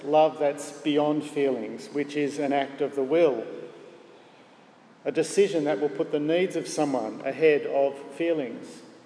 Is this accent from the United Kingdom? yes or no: no; Gosford, New South Wales, Australia; Barry was my youth group leader growing up in Gosford Presbyterian Church